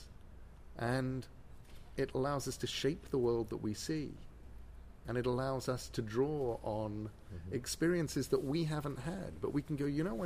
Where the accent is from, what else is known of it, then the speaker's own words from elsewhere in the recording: England, United Kingdom; I'm English.